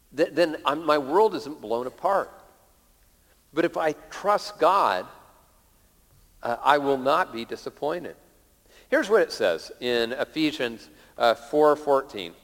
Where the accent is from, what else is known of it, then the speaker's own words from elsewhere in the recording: Lakewood, Washington, United States; when I was a little kid, uh, uh growing up in Lakewood, south of Tacoma